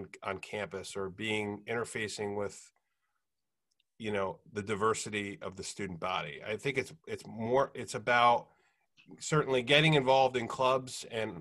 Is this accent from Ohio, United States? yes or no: no; New Jersey, United States; see them play in my home state